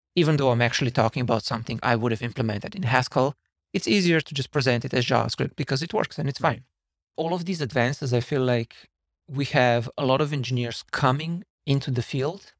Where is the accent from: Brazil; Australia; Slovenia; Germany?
Slovenia; moved away as an adult; now in San Francisco, United States; I'm originally from Slovenia, and I've been in San Francisco now for almost seven years.